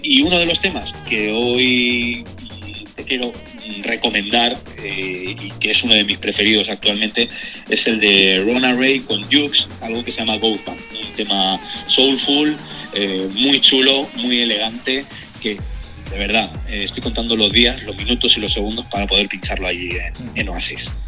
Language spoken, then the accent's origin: Spanish; Manzanares, Castilla-La Mancha, Spain; moved away as an adult; now in Madrid, Spain; la radio local de mi pueblo, Manzanares en Ciudad Real